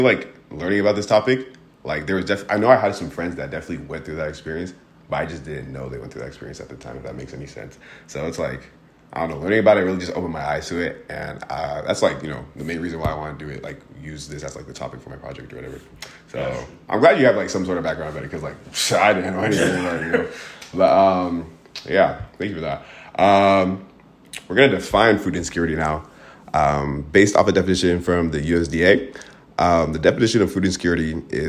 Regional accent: Portland, Oregon, United States; I grew up in Portland, Oregon.

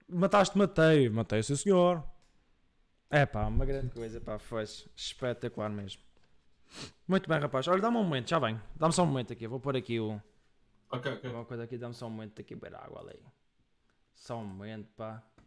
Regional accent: Madeira, Portugal; accent: Madeiran; eu venho da Madeira

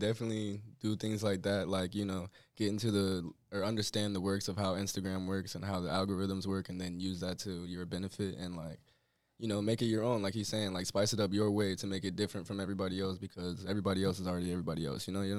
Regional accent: Florida, United States; I'm from Florida

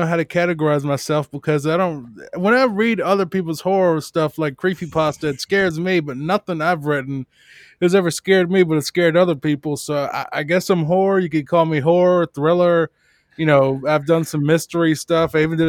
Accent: Richmond, Virginia, United States; I'm from Richmond, Virginia, originally

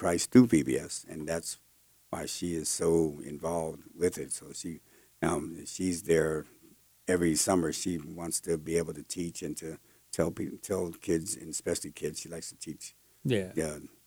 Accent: New Jersey, United States; moved away; I'm not ashamed to say I'm from New Jersey, but I would never move back again

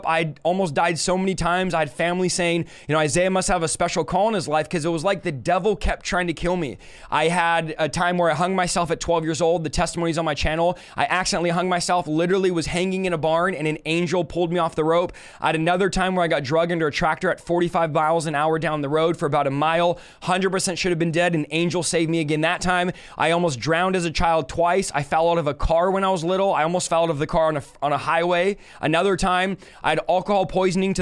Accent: Manteca, California, United States; also born or lived in San Jose, California; I was born in San Jose, California at 8 years old. I moved to a city called Manteca, California

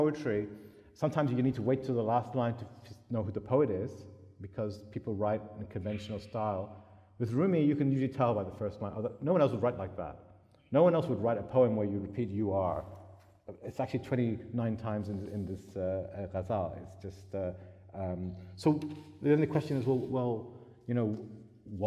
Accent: United Kingdom; I was brought up in Britain

